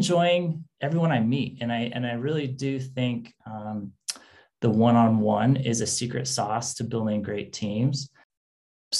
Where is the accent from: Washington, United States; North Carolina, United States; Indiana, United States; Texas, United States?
Washington, United States; moved away as an adult; now in California, United States; I grew up in Washington State in the Great Northwest.